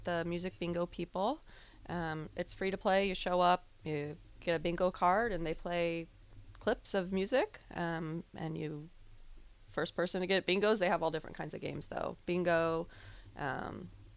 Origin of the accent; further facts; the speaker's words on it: Norfolk, Nebraska, United States; moved away as an adult; now in Lincoln, United States; I'm from Norfolk, close by.